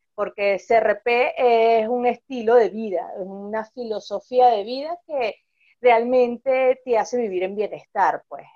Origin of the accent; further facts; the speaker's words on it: Venezuela; somos venezolanos y sabemos mucho de lo que hemos pasado aquí